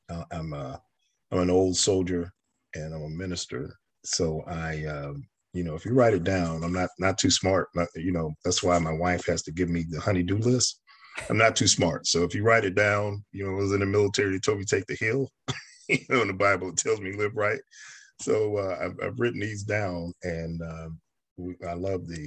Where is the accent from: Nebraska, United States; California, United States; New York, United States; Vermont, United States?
New York, United States; now in the South, United States; I'm a native New Yorker. I was born in New York